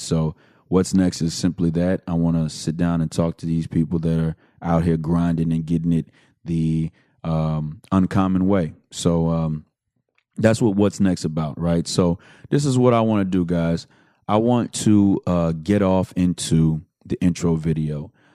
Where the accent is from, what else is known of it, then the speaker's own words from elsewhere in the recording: Houston, Texas, United States; I am from the Southwest side of Houston, Texas